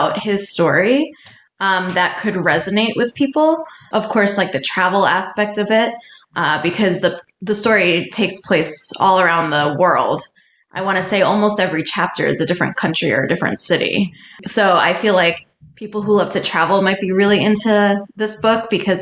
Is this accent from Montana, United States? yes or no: no; New York City, New York, United States; growing up in New York City